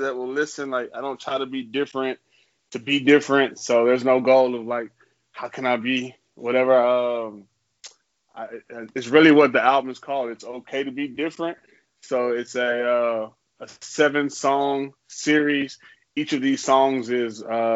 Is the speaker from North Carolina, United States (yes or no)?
no; Houston, Texas, United States; now in Austin, United States; I'm from Houston